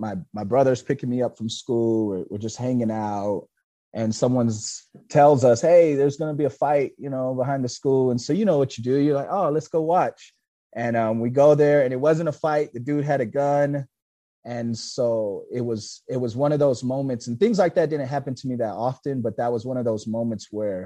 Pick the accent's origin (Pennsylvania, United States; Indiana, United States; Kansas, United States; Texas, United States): Texas, United States; Killeen; I was born and raised in Killeen